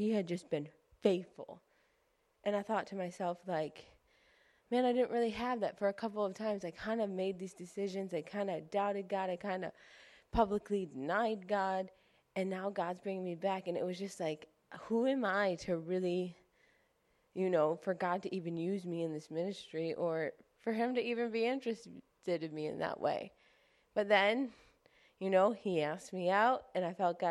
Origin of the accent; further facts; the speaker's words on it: Clarence, New York, United States; I grew up in Clarence